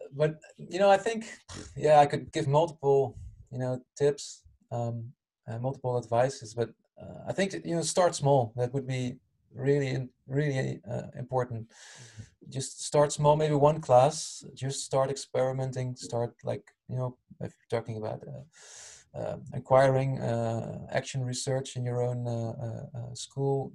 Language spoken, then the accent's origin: English; Utrecht, Netherlands; moved away; also born or lived in Rotterdam; actual hometown is Utrecht at the moment. I'm not living there anymore.